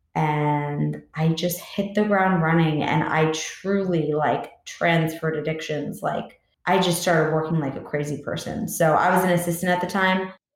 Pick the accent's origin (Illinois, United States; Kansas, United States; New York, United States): New York, United States; Long Island; I grew up on Long Island, New York